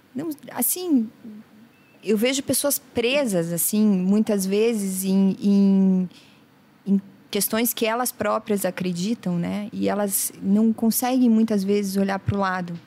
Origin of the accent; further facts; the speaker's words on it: Brazil; Eu sou do Brasil